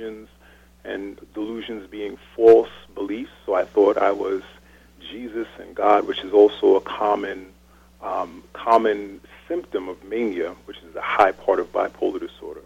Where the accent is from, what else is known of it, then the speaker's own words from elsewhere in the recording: Hempstead, New York, United States; also born or lived in Cambridge, Massachusetts; So I'm from right here in Long Island, New York. My family's from the Caribbean, and I grew up in Hempstead